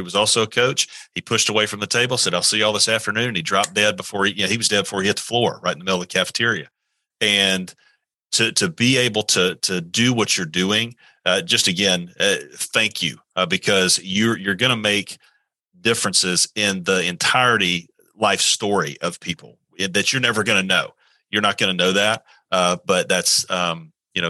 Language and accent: English; Valdosta, Georgia, United States; I'm originally from Valdosta, Georgia